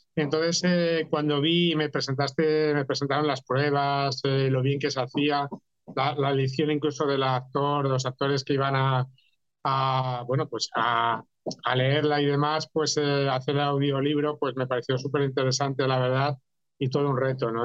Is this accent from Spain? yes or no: yes; Catalonia, Spain; yo también como catalán